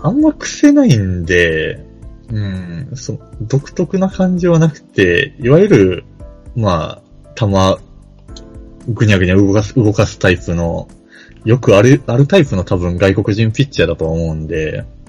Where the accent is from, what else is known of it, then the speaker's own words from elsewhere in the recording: Kansai, Japan; バリバリ関西人